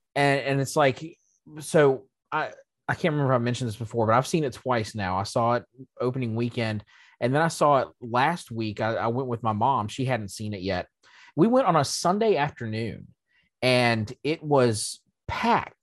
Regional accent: United States; being an American myself

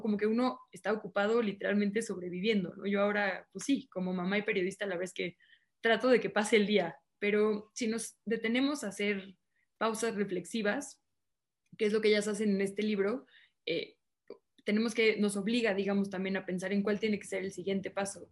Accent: Mexico City, Mexico; also born or lived in Monterrey, Nuevo León; Yo alcancé a nacer en Monterrey, pero he vivido aquí prácticamente toda mi vida, ¿no? Entonces soy así el estereotipo de chilanga, ¿no?

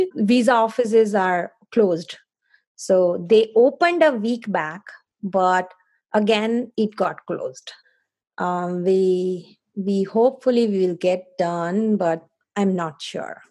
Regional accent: India; moved away as an adult; now in Foster City, United States; I am from India, currently living in Foster City, uh, California

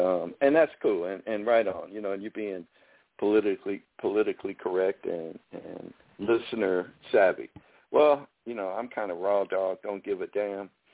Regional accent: Chicago, Illinois, United States; now in Texas, United States; I'm from Chicago

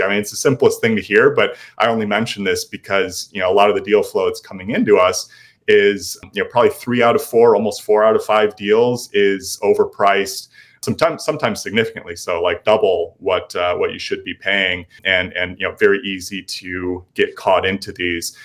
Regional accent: Libertyville, Illinois, United States; moved away as an adult; now in Austin, United States; lived here for the past five years, but originally from north of Chicago

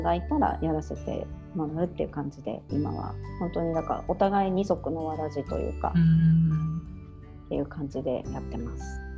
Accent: Tokyo, Japan; moved away as an adult; also born or lived in Ishinomaki / Sendai; now in Lake Towada, Japan; 私も東京出身で夫も神奈川出身で

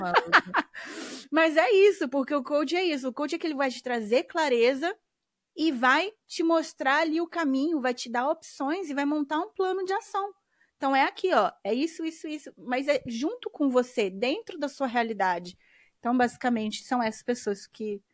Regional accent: Brazil; moved away; morando fora do Brasil

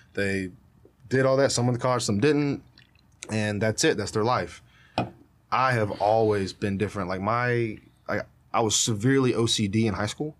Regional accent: United States

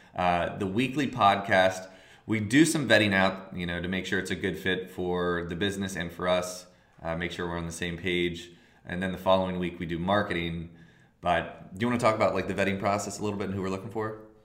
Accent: outside of Philadelphia, Pennsylvania, United States; now in Philadelphia, United States; I'm from outside of Philly.

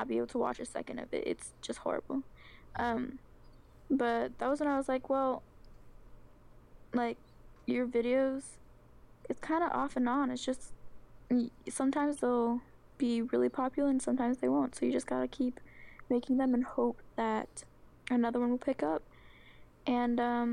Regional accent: Oregon, United States; I'm from Oregon

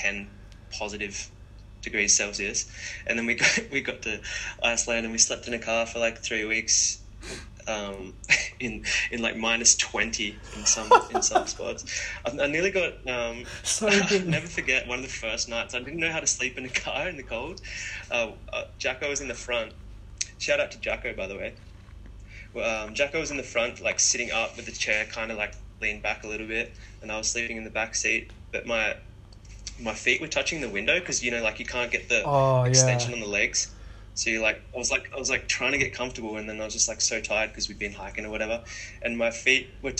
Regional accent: Umina Beach, New South Wales, Australia; after we moved to Australia, I grew up in Yumina on the central coast of Australia. It's quite a small town.

